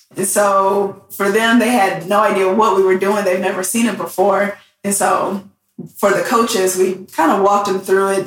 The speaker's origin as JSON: {"language": "English", "town": "Southfield", "region": "Michigan", "country": "United States", "tie": "born or raised there", "also_born_or_lived": "Detroit, Michigan", "moved": "as an adult", "lives_now": "San Diego, United States", "said": "I'm originally from Detroit, Michigan. That's where I grew up, Southfield"}